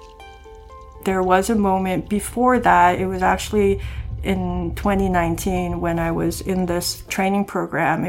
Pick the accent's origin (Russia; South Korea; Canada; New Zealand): South Korea; moved away; I'm from Korea, I have Korean ancestry